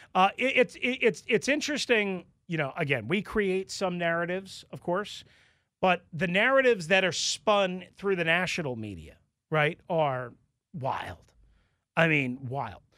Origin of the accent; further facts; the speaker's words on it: Long Island, New York, United States; I grew up on Long Island